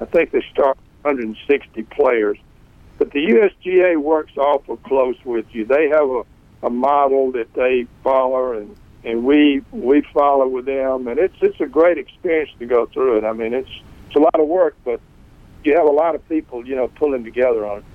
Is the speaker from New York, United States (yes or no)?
no; West Point, Mississippi, United States; also born or lived in Memphis; I grew up, as you say, here in West Point, and and, and born in 1944